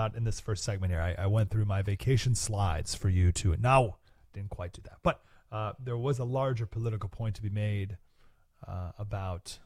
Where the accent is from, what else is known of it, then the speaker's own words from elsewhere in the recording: Skaneateles, New York, United States; now in Nashville, United States; Went to my hometown, Skinny Atlas, New York